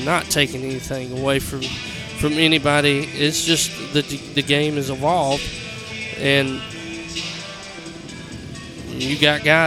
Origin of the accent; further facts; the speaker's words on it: Randolph County, Alabama, United States; growing up in Randolph County